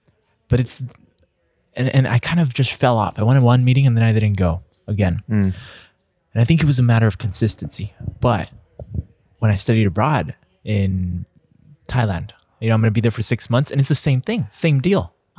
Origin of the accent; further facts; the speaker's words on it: El Paso, Texas, United States; growing up in El Paso, it's like 90% Hispanic, 90% Latino.